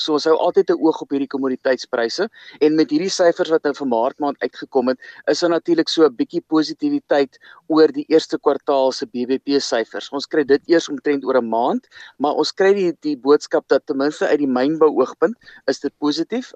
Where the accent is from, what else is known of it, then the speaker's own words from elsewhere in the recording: South Africa; vir ons as Suid-Afrikaners